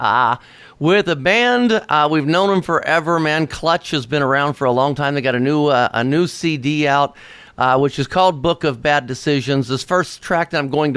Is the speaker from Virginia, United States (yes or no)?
no; Cincinnati, Ohio, United States; I am from Cincinnati, Ohio